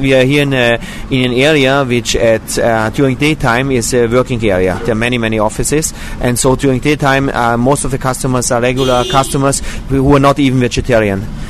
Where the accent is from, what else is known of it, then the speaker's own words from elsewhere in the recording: Austria; now in Israel; I was born in Austria